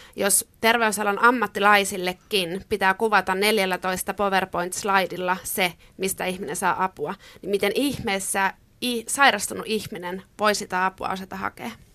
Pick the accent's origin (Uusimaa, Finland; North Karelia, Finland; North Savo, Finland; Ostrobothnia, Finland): Ostrobothnia, Finland; mä oon kasvanut pienellä paikkakunnalla Pohjanmaalla